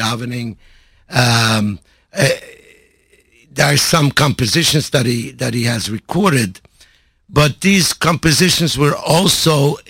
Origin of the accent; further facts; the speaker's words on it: Montreal, Quebec, Canada; I grew up in Montreal.